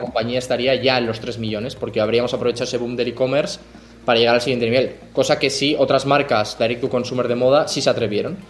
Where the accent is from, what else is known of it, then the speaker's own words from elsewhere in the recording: Madrid, Community of Madrid, Spain; moved away as an adult; also born or lived in Mexico; now in Barcelona, Spain; yo soy de Madrid, aunque vivo en Barcelona, soy de Madrid